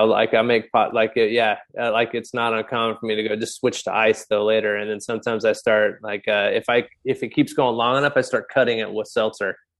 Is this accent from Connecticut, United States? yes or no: no; California, United States; moved away as an adult; also born or lived in New England; now in Exeter, United States; I'm a Californian.